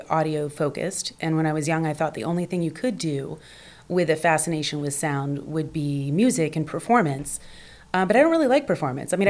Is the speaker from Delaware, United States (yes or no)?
no; Portsmouth, Virginia, United States; moved away as an adult; also born or lived in Washington, D.C.; now in Los Angeles, United States; I grew up in Portsmouth, Virginia, mm-hmm. in a little southern town.